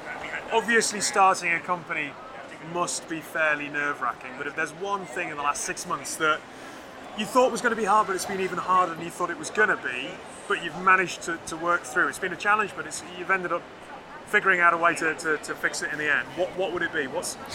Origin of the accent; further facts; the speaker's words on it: United Kingdom; I'm being particularly British and not being able to pronounce names.